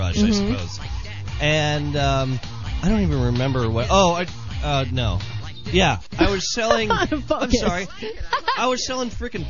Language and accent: English; Southern California, United States; moved away; I'm from Southern California.